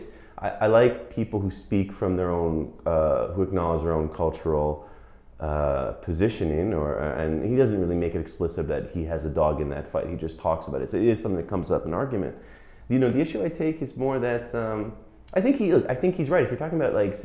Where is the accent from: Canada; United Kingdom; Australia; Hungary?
Canada; Montreal, Quebec; I'm a Quebecer, okay? I'm English speaking